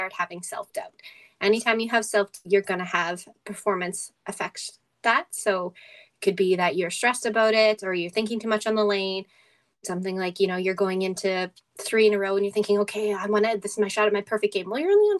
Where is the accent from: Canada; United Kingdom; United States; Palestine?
Canada; Edmonton, Alberta; my hometown crowd